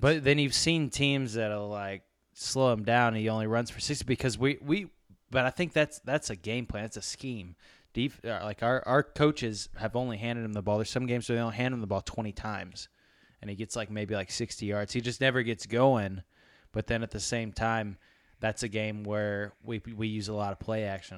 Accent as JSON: {"language": "English", "region": "Tennessee", "country": "United States", "tie": "born or raised there", "said": "I was born in Tennessee, spent my whole life here."}